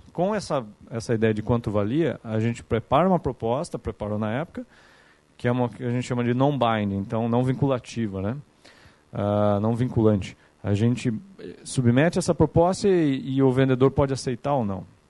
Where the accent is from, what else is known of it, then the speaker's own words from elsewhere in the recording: Capivari, São Paulo, Brazil; moved away as an adult; now in São Paulo, Brazil; eu sou de uma cidade aqui do interior de São Paulo que chama Capivari, que é do lado de Piracicaba